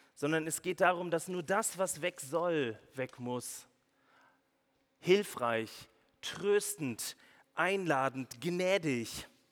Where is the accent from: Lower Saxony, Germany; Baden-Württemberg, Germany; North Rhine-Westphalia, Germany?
Baden-Württemberg, Germany; Swabia; als Schwabe